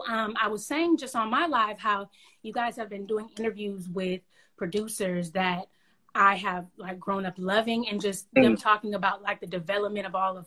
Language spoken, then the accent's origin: English; Bay Area, California, United States; I just started doing shows around the Bay Area, any show I can get in, clubs, and just kind of like worked that project here in my hometown.